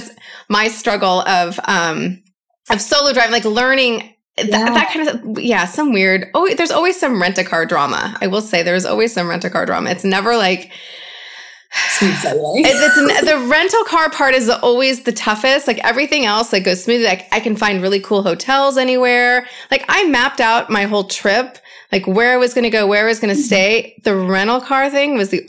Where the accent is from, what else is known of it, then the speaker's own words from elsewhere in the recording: United States; growing up in the States